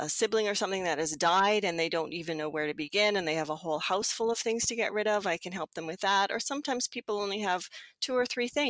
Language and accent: English; Edmonton, Alberta, Canada; I live in Edmonton. I was born in Edmonton. My parents were born in Edmonton